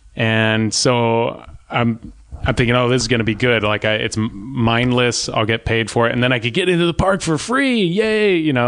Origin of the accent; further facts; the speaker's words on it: Orange, California, United States; where I grew up in Orange, I grew up in West Orange for a little while, sort of near the Circle.